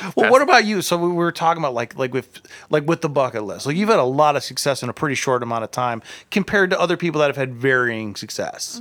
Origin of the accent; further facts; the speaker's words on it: Akron, Ohio, United States; I'm from Akron